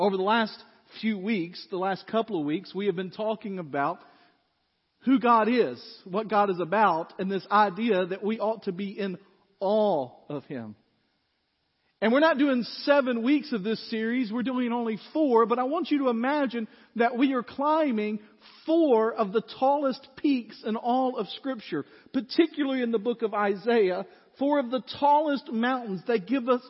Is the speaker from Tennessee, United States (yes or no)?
yes; West Tennessee, United States; now in Goodlettsville, United States; I grew up kind of like Laura described, in flatland. I don't know if you know this, but West Tennessee is flat.